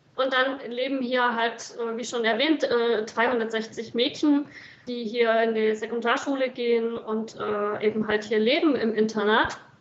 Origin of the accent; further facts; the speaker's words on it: East Germany, Germany; moved away as an adult; now in South Sudan; ich bin groß geworden in der DDR